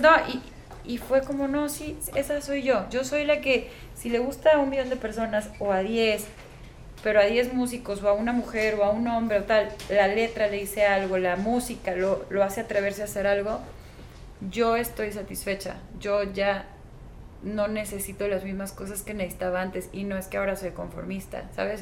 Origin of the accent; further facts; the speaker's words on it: Mexico; Somos los mexicanos, en mi generación de músicos